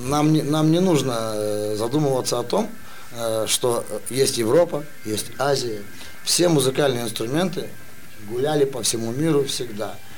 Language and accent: Russian; Russian Far East, Russia; я родился и вырос на Дальнем Востоке